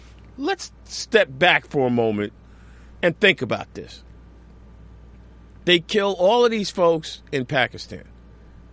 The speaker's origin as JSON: {"language": "English", "town": "Newtown", "region": "Connecticut", "country": "United States", "tie": "born or raised there", "moved": "yes", "lives_now": "New York City, United States", "said": "I grew up in Newtown, Connecticut"}